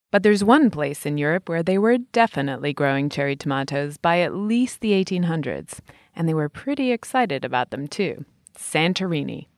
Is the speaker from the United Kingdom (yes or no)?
yes; England, United Kingdom; When I was a little kid growing up in England